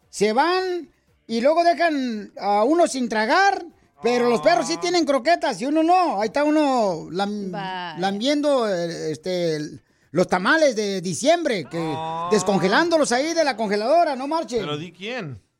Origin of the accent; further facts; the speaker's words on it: Mexico City, Mexico; now in Oak Cliff, United States; Porque aquí venimos de la Ciudad de México a Oak Cliff